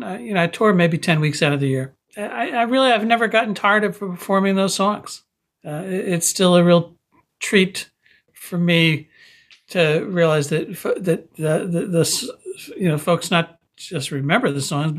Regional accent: Paramus, New Jersey, United States; the life that I grew up in Paramus

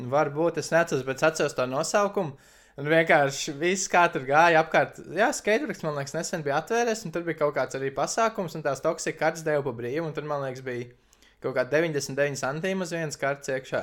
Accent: Latvia; now in Norway; es esmu no Latvijas

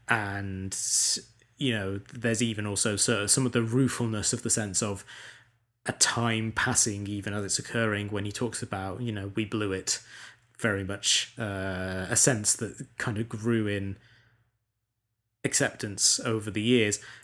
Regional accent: United Kingdom; as a British person

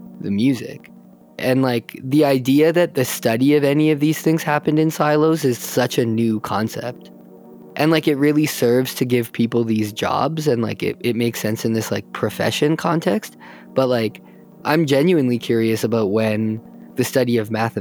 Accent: Calgary, Alberta, Canada; I grew up here in Calgary

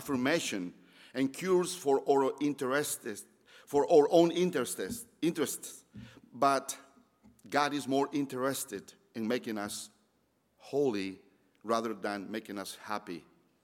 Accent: Mexico; moved away as an adult; now in Roanoke, United States; I'm from Mexico. I moved 15 years ago

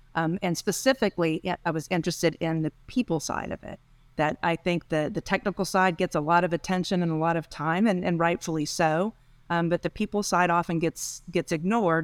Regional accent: Texas, United States; moved away as an adult; eventually I ended up back in, in Texas, my home state.

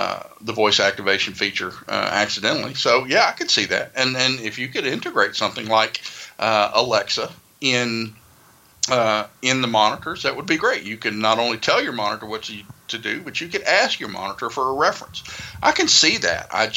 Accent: the South, United States; accent: Southern; my Southern accent

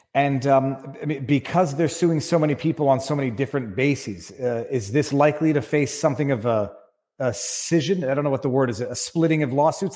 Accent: Quebec, Canada; as a Canadian, Quebec lawyer

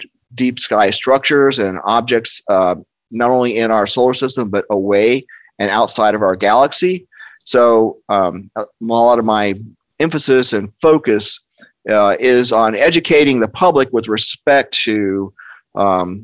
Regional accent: Cocoa, Florida, United States; So I grew up in the shadow of the 1960s space program

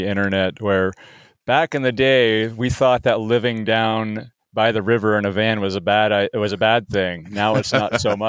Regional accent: Seattle, Washington, United States; I'm from Seattle, Washington

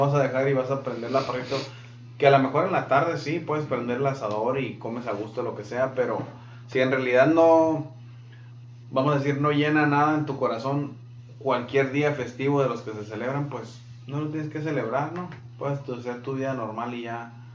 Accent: Mexico; now in United States; yo que soy mexicano

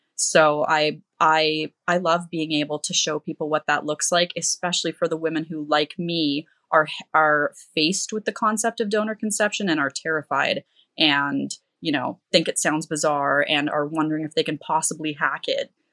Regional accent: Canada; I'm from Canada

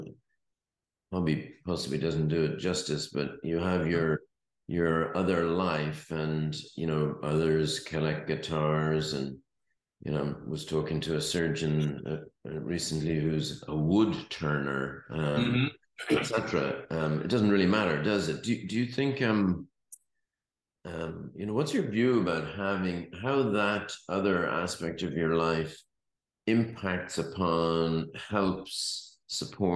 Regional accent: Ireland; I was brought up in Ireland

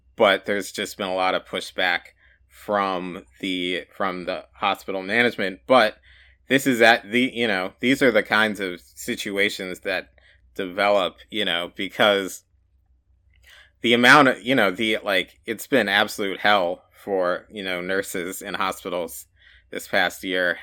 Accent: United States; growing up in the United States

